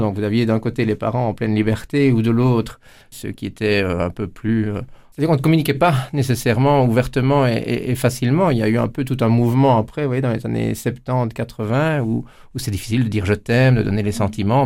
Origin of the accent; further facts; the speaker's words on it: Amay, Wallonia, Belgium; Chez nous, à Amé